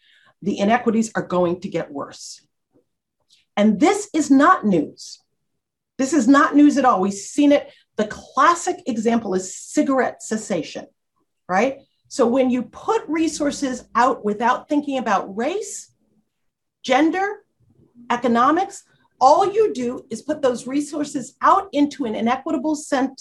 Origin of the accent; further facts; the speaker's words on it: New York City, New York, United States; I come from the South Bronx, asthma alley.